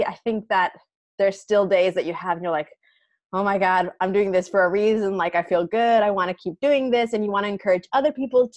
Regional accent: United States; now in Barcelona, Spain; I'm American

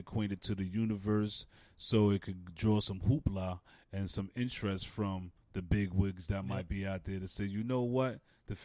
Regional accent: New York City, New York, United States; I'm from Stapleton, Staten Island

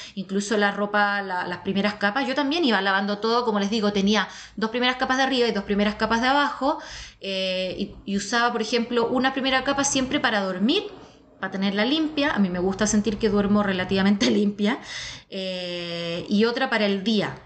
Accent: Chile; yo soy la tercera chilena.

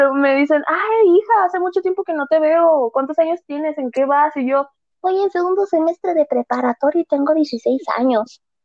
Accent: Guadalajara, Jalisco, Mexico; soy de Guadalajara, Jalisco, aquí en México

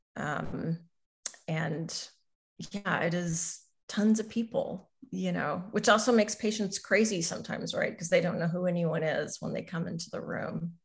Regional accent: Southern Missouri, United States; moved away; I grew up in Southern Missouri

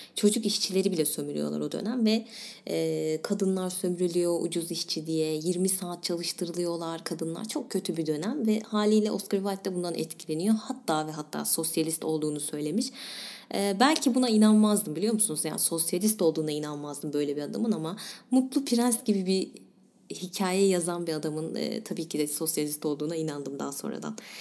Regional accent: İzmir, Turkey; bir İzmirli olarak

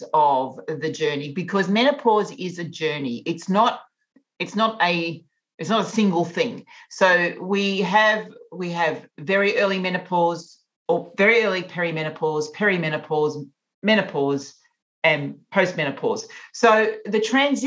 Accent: Australia; I come from Australia, from the land down under

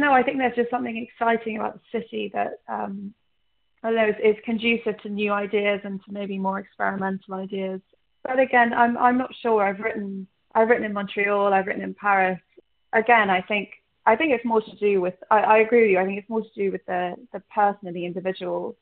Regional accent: London, United Kingdom; also born or lived in Ireland; I grew up in London mainly. I grew up in between here and Ireland, and obviously my family's Egyptian

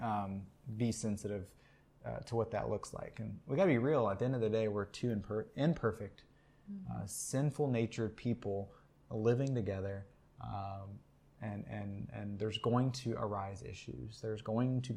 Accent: Texas, United States; We are from Texas.

